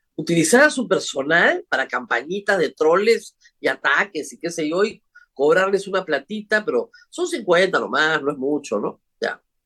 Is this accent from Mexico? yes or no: no; Peru